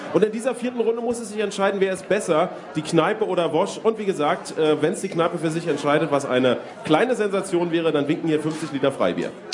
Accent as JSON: {"language": "German", "town": "Eberswalde", "region": "Brandenburg", "country": "Germany", "tie": "born or raised there", "said": "in meiner Geburtsstadt Eberswalde"}